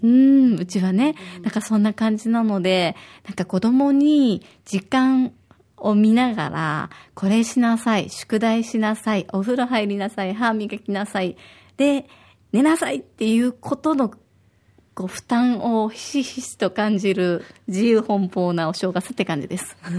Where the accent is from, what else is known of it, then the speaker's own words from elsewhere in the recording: Osaka, Japan; now in Okinawa, Japan; 私は大阪出身で